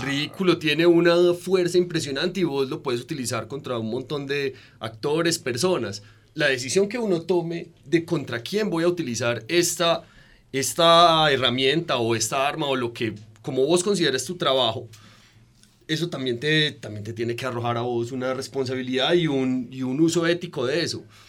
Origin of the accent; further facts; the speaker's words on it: Colombia; uno se asume como colombiano